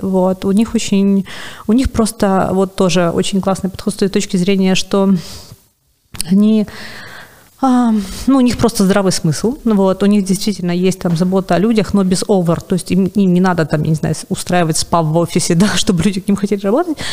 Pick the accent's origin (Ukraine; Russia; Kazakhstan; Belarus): Ukraine; Sevastopol, Crimea; moved away as an adult; also born or lived in Kyiv; я сама из Севастополя